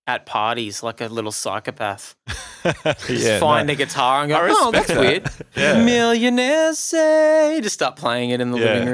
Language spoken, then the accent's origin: English; Newcastle, New South Wales, Australia; I grew up in the Steel City and I tried to be a musician a lot during my teenage years